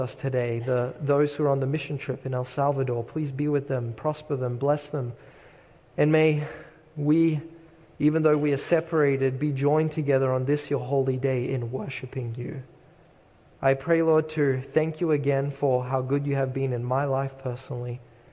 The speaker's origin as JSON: {"language": "English", "country": "Australia", "tie": "born or raised there", "moved": "yes", "said": "the shoreline for me is very meaningful growing up in Australia"}